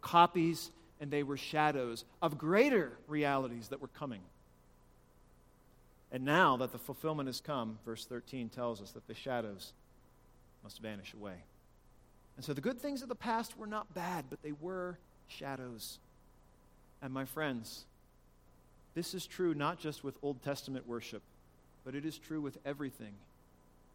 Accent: Appalachia, United States; if I'm from Appalachia

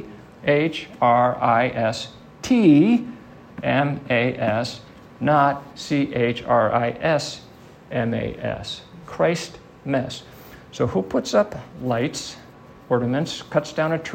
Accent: Midwest, United States; I grew up in the Midwest

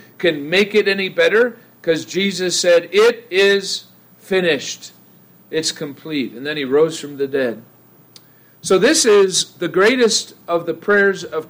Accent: Ohio, United States; now in Idaho, United States; I grew up in the Midwest. I grew up in Ohio

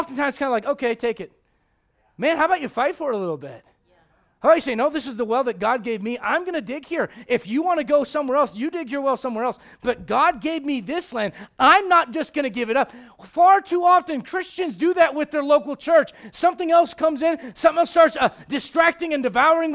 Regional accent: United States; as an American

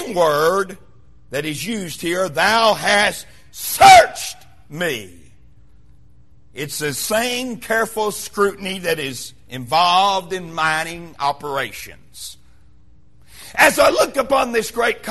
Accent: Wise, Virginia, United States; moved away as an adult; now in Kingsport, United States; Being from the mountains of southwestern Virginia, where I was raised in Wise, Virginia

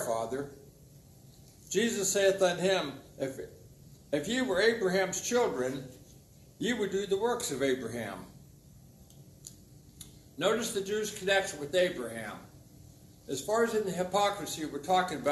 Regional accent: Ohio, United States; I'm from Ohio

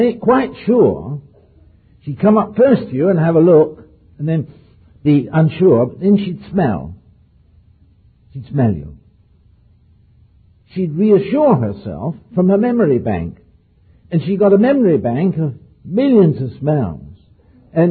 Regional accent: near Oxford, South East England, United Kingdom; on the farm where I was brought up near Oxford

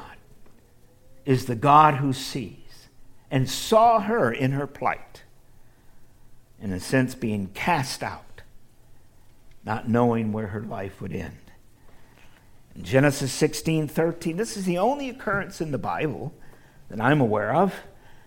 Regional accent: Midwest, United States; I grew up in the Midwest

